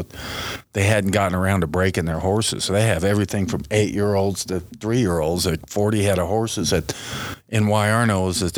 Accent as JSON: {"language": "English", "town": "Southern Pines", "region": "North Carolina", "country": "United States", "tie": "born or raised there", "moved": "yes", "lives_now": "Sheridan, United States", "said": "I grew up in Southern Pines, North Carolina. And somehow, being a Southern kid that could ride horses just fit perfectly. You know, we hunted and fished"}